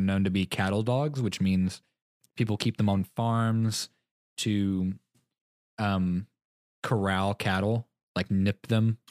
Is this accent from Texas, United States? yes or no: yes; Texas, United States; moved away; growing up in Texas